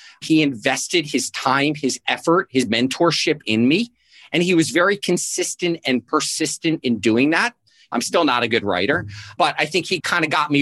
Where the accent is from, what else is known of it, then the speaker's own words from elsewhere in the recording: South Florida, United States; I grew up in South Florida